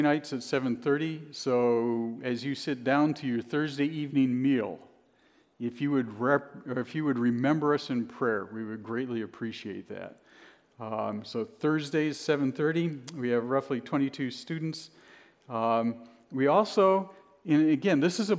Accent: Cleveland, Ohio, United States; now in Binghamton, United States; I'm originally from the Midwest. I'm from Cleveland.

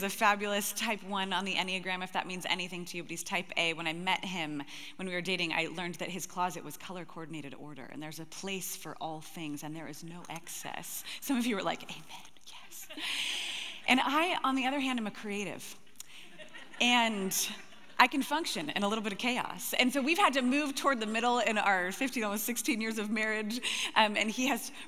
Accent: Gig Harbor, Washington, United States; I'm actually from Gig Harbor, Washington

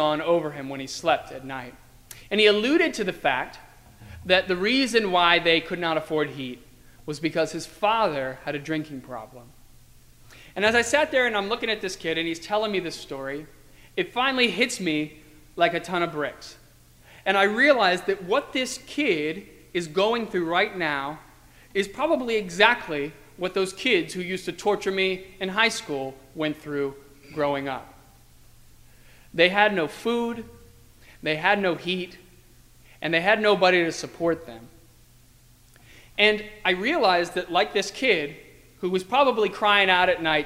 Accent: Virginia, United States; now in Arlington Heights, United States; when I was growing up in Virginia, I went to school with a lot of people

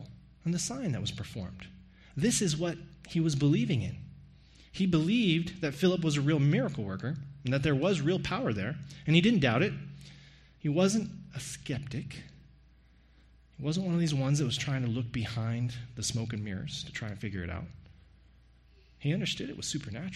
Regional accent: Hays County, Texas, United States; moved away; I'm from Hays County

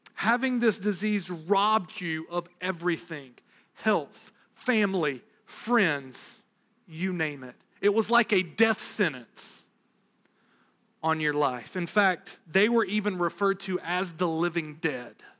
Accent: the South, United States; now in New England, United States; growing up in the South

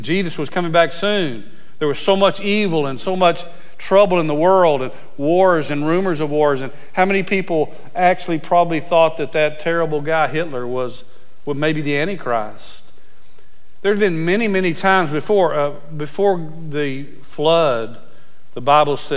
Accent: Abilene, Texas, United States; I was born in Abilene, Texas

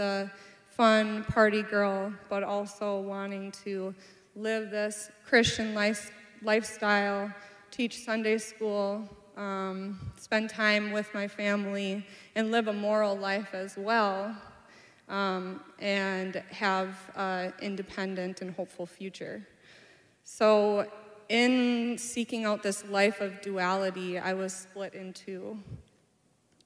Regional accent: Anoka, Minnesota, United States; I'm from Anoka, Minnesota. I was born and raised there

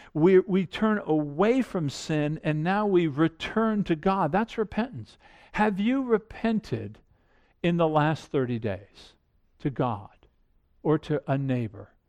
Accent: Annapolis, Maryland, United States; I grew up outside of Annapolis

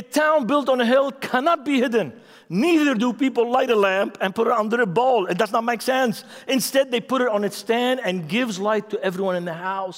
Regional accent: Beirut, Beirut Governorate, Lebanon; English is a second language; I'm from Lebanon. I'm from Beirut. I have issues. I have problems.

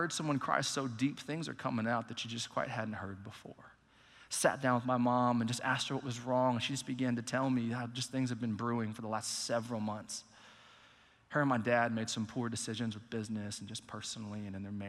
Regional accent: Allen, Texas, United States; I grew up in Allen, Texas, went to Allen High School throughout the whole school system

